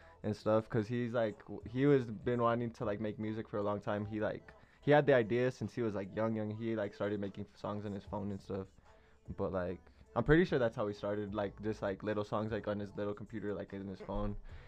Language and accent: English; Santa Fe, New Mexico, United States; I'm from Santa Fe.